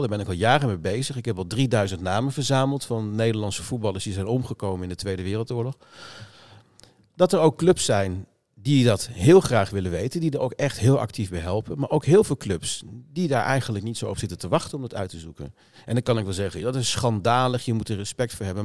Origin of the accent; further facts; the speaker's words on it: Lochem, Gelderland, Netherlands; also born or lived in Amsterdam-Noord; now in Amsterdam, Netherlands; in Lochem, bij Zutphen, uit mijn eigen regio waar ik vandaan kom